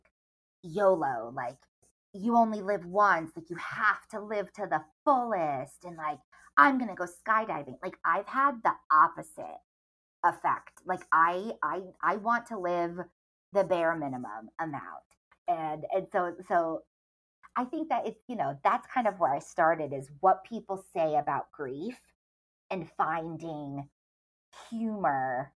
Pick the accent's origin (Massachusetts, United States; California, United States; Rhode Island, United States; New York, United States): Rhode Island, United States; I grew up in Rhode Island